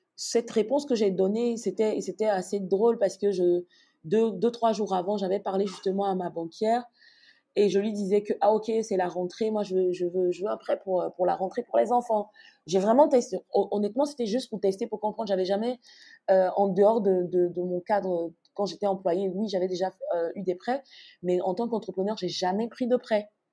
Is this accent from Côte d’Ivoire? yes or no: yes; Abidjan, Côte d’Ivoire; moved away as an adult; also born or lived in Morocco; now in Abidjan, Côte d'Ivoire; je suis née à Abidjan, au CHU de Trècheville plus précisément, et j'ai grandi à Abidjan, en Côte d'Ivoire